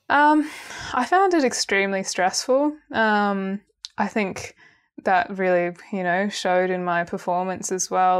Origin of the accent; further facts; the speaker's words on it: Canberra, Australian Capital Territory, Australia; moved away as an adult; also born or lived in Sydney; now in Melbourne, Australia; I grew up in Canberra, moved to Sydney, And then I've, now I've been in Melbourne for three years